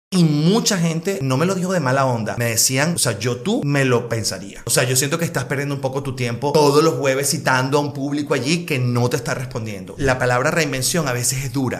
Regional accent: Caracas, Capital District, Venezuela; moved away as an adult; also born or lived in Spain; now in Miami, United States; yo soy de Caracas

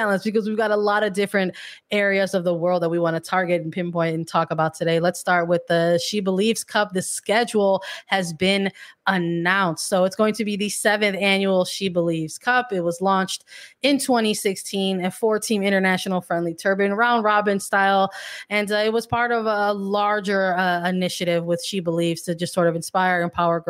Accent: United States

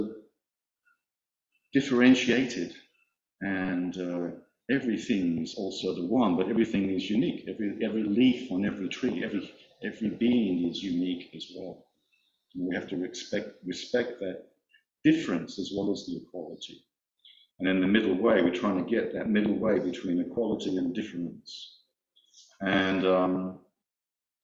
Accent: Australia

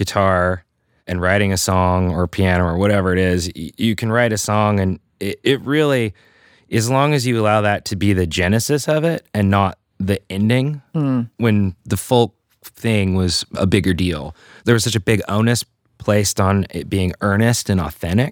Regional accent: Idaho, United States; I grew up in Idaho

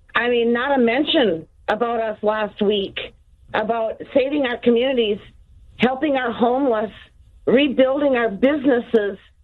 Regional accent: Minnesota, United States; I'm from Minnesota, where all these riots and looting and the burning started.

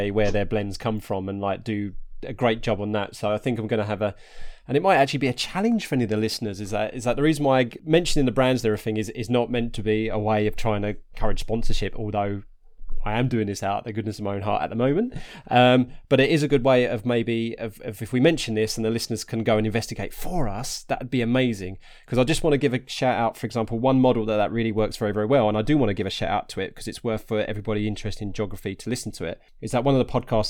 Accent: Harlow, East of England, United Kingdom; moved away; I'm originally from Harlow in Essex

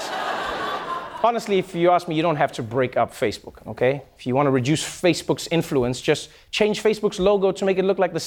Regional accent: South Africa; moved away; South Africa, my home country

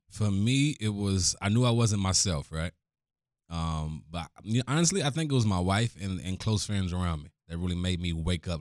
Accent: Cleveland, Ohio, United States; Born and raised in Cleveland, oldest of six kids

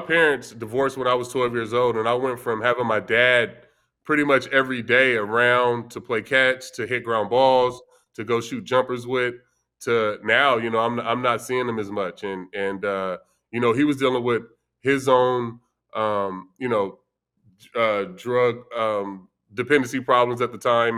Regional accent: Vallejo, California, United States; growing up, I grew up in, uh, in Vallejo, California

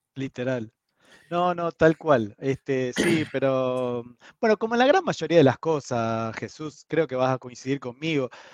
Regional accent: Argentina; como mal argentino

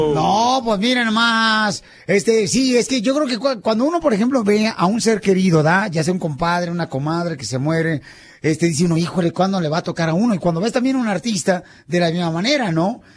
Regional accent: Autlán, Jalisco, Mexico; now in United States; en la ciudad estoy hablando de Cotlán, Jalisco, mi tierra natal

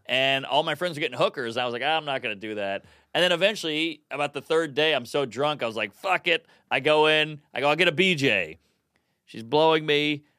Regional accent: New Orleans, Louisiana, United States; now in New York, United States; I grew up in New Orleans

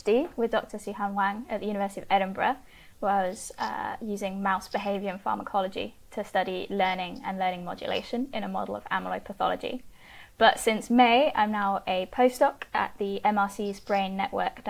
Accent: France; moved away; I grew up in France

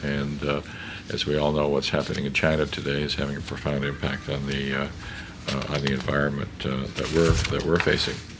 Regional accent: Canada; as a Canadian

